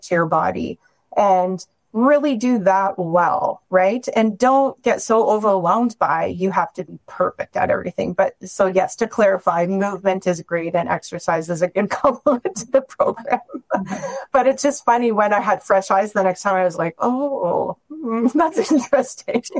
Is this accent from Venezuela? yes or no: no; Ontario, Canada; now in Calgary, Canada; I'm from Ontario originally